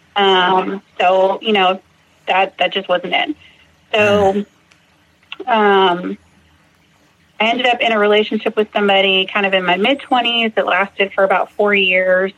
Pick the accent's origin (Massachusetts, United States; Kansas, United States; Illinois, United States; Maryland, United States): Massachusetts, United States; now in Fort Worth, United States; I grew up in Massachusetts